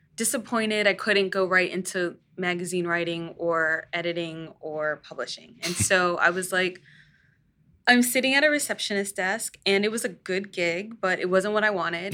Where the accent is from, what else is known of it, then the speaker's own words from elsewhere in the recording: Northern Virginia, United States; I grew up in Northern Virginia